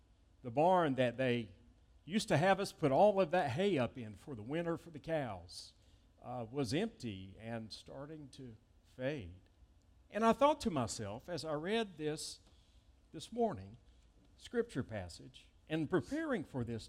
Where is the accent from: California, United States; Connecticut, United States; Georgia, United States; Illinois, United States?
Georgia, United States; East Point; I remember seeing my great-grandmother's house when I was growing up in East Point, Georgia, near downtown Atlanta, now where the Atlanta-Hartsfield International Airport is.